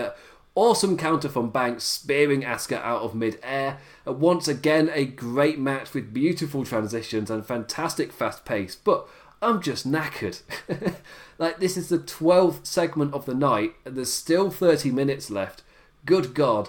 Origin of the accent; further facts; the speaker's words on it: England, United Kingdom; being English